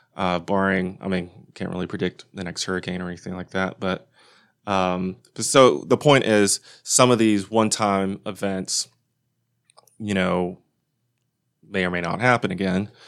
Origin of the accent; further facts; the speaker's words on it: Lubbock, Texas, United States; I'm from Lubbock